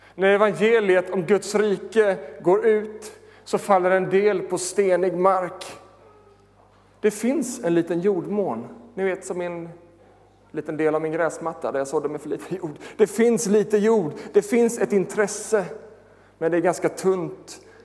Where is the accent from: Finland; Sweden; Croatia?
Sweden; Jag är född i Småland